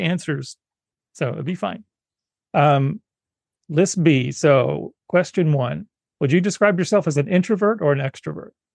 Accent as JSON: {"language": "English", "region": "South Carolina", "country": "United States", "tie": "born or raised there", "said": "I grew up in South Carolina, so I'm Southern by, by birth."}